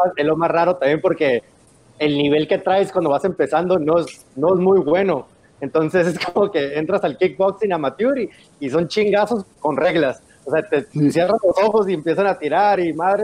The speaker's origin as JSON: {"language": "Spanish", "town": "San Diego", "region": "California", "country": "United States", "tie": "born or raised there", "also_born_or_lived": "Tijuana", "said": "me creí en Tijuana, nací en Tijuana y me creí en San Diego"}